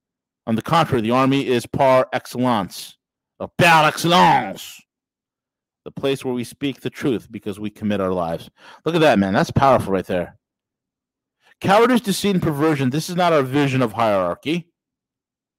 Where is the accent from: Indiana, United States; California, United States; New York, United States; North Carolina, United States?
New York, United States; As a New Yorker